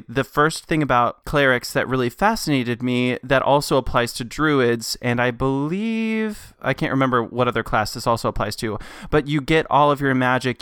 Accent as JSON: {"language": "English", "town": "Knoxville", "region": "Tennessee", "country": "United States", "tie": "born or raised there", "said": "I was born in Knoxville, Tennessee, born and raised"}